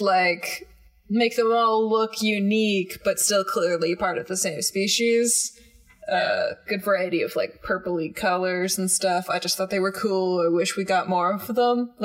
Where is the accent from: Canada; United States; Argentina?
Canada; accent: Canadian; We are Canadian, in case you didn't mention that, or our accents don't give us away.